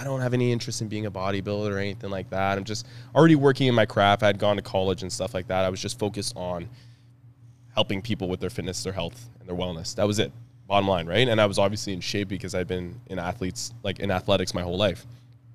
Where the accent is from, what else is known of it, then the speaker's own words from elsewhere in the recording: Ottawa, Ontario, Canada; I'm from Ottawa